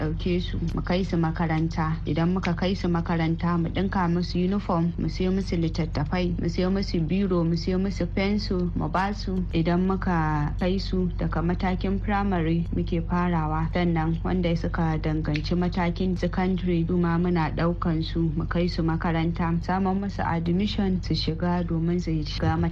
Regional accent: Nigeria

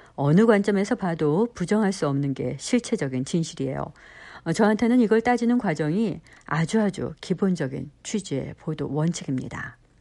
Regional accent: Minnesota, United States; moved away; 저는 미국 미네소타에서 나고 자랐지만

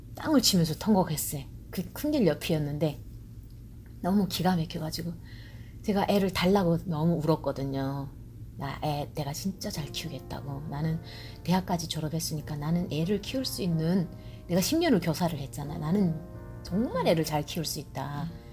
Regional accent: North Korea; now in Georgia, United States; 나는 이제 탈북자니까

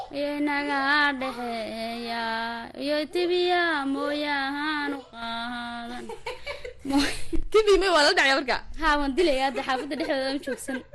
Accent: Garbahaarey, Gedo, Somalia; meeshaan ku koray waxaa la dhahdaa mm, waxaa la dhahaa waraabad dareeray iyo iyo garbada

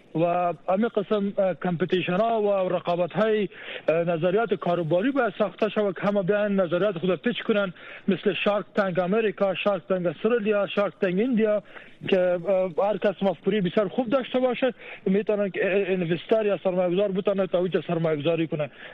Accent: Afghanistan; moved away; ما در افغانستان بزرگ شدیم

